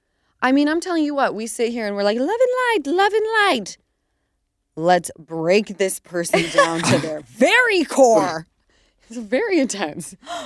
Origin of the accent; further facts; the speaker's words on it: Utah, United States; And my area that we grew up in Utah, for some reason, everyone's houses were 5 minutes away.